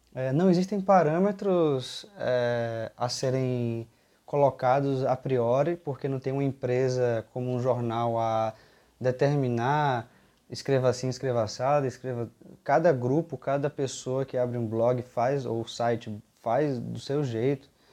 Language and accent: Portuguese; Bahia, Brazil; eu venho da Bahia